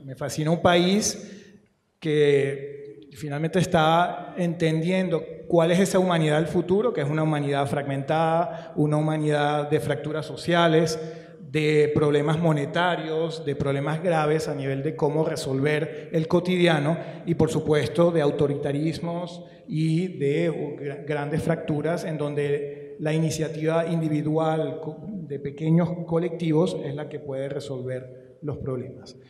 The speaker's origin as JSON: {"language": "Spanish", "region": "Guayana", "country": "Venezuela", "said": "yo vengo de Guayana"}